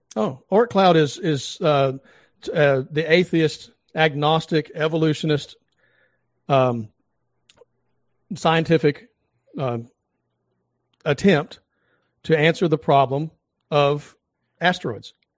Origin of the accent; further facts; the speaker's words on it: the South, United States; I'm from the South